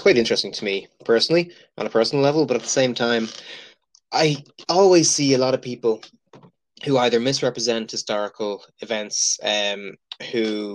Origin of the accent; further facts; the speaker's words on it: Dublin, Leinster, Ireland; also born or lived in Glasgow; I am from Dublin.